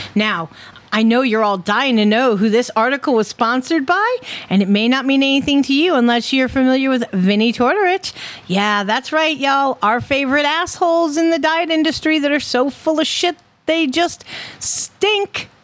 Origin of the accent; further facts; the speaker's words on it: Connecticut, United States; my home state